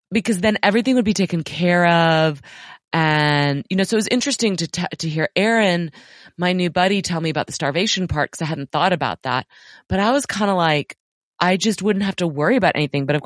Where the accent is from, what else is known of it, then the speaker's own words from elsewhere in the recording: New York, United States; moved away as an adult; also born or lived in Los Angeles; now in Austin, United States; My wife and I grew up in New York, lived most of our adult lives in Los Angeles, currently live in Austin